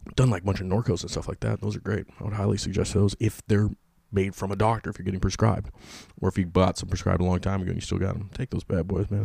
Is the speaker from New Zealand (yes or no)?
no; California, United States; I'm from California